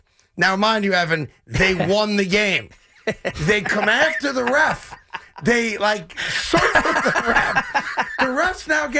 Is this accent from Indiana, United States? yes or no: no; New Rochelle, New York, United States; I'll tell you that as a New Rochelle kid.